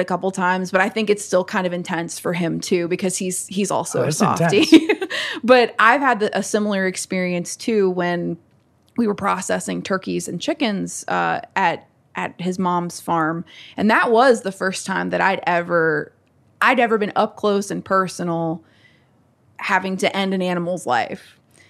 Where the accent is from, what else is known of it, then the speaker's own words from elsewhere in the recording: Natural Bridge, Virginia, United States; Like even growing up in Natural Bridge, it's like I was raised mainly by my grandparents and my dad